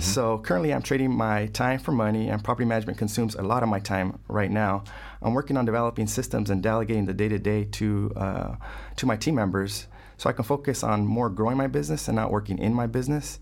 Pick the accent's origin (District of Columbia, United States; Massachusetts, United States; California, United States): California, United States; Fresno; moved away as an adult; also born or lived in West Los Angeles, California; now in Los Angeles, United States; originally from Fresno, California, Central California.